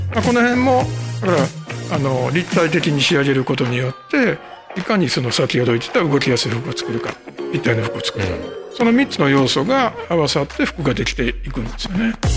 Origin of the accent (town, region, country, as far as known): Kobe, Hyogo, Japan; born or raised there